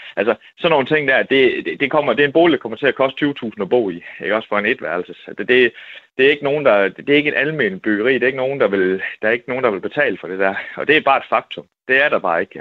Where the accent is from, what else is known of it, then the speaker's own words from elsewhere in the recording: Vojens, Southern Denmark, Denmark; moved away; min gamle hjemby. Altså, øh, jeg boede i Vojens